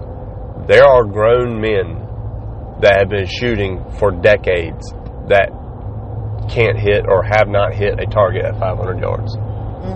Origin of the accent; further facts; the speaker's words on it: eastern North Carolina, United States; I'm from East North Carolina.